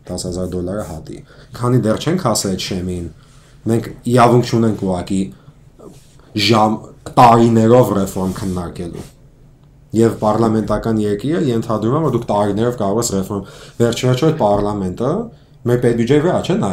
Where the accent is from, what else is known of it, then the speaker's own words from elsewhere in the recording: Armenia; Ես ես հայաստանցի եմ։ Ուղղակի պասպորտս հայկական չի, ամերիկյան է